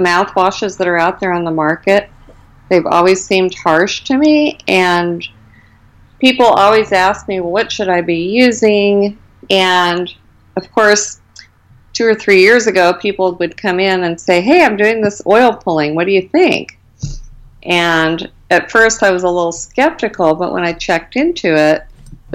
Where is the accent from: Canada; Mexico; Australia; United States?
United States; Arizona; I grew up in Arizona, and so I've basically been here my whole life